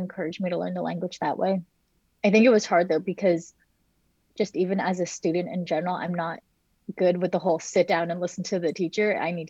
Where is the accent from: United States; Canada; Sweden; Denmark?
United States; New Jersey; moved away as an adult; also born or lived in China / Montana; now in Maryland, United States; I spent a few years in Montana. Then I grew up primarily in New Jersey